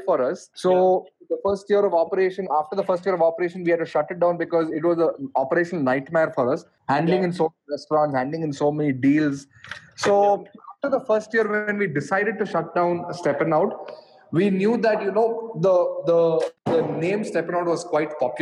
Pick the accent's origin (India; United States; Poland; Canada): India; Bangalore, Karnataka; I studied in Bangalore. I grew up in Bangalore.